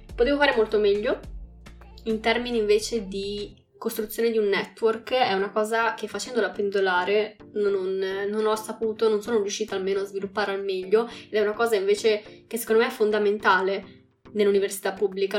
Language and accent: Italian; Bologna, Emilia-Romagna, Italy; also born or lived in Calabria (ancestry) / Tuscany; Sono nata a Bologna, ma sono mezzo sangue calabrese